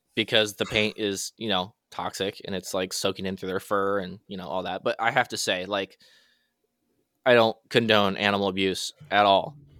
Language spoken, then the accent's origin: English; Washington, United States; I am from Washington